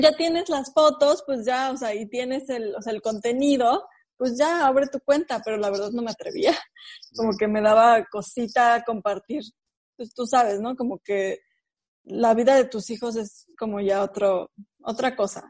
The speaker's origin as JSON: {"language": "Spanish", "region": "Mexico City", "country": "Mexico", "tie": "born or raised there", "moved": "yes", "said": "Yo soy originaria de la Ciudad de México"}